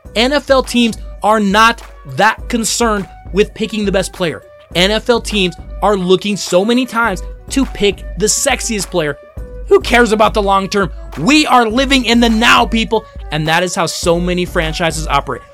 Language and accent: English; Denver, Colorado, United States; my hometown Denver